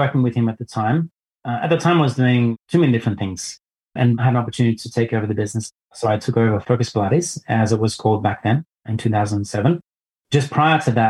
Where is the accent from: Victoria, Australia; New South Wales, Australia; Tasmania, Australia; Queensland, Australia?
New South Wales, Australia; Lismore; moved away as an adult; also born or lived in Thailand; now in Singapore; I was born in Lismore, actually, and my mum went to Corndale School